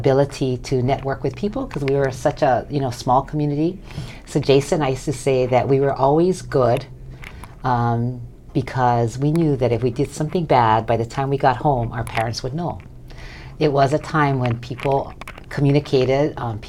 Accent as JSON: {"language": "English", "town": "Wailuku", "region": "Hawaii", "country": "United States", "tie": "born or raised there", "said": "I grew up right here in Wailuku Town."}